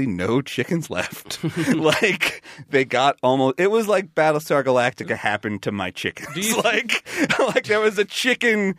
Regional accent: Long Island, New York, United States; we had chickens in my backyard when I was growing up on Long Island

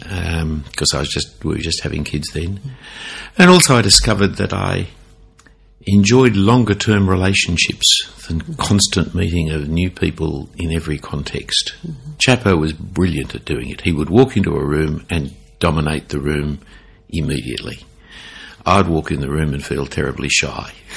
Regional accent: Sydney, New South Wales, Australia; when I grew up in Sydney

